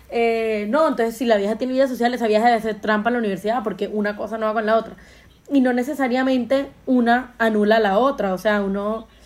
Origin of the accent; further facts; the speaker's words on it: Colombia; Entonces yo creo que es lindo que uno apropiarse de esa etiqueta de Juan Madre, soy colombiano, y que la gente te recuerde porque le dejaste una huella linda